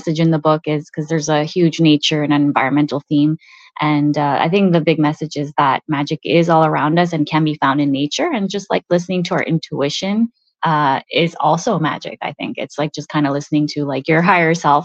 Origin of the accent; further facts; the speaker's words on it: Montreal, Quebec, Canada; first language Italian; English is a second language; me growing up in Montreal